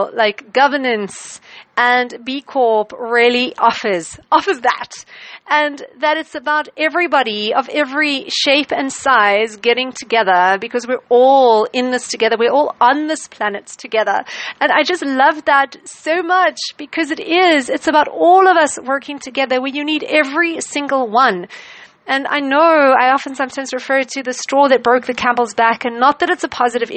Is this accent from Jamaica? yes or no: no; South Africa; as a South African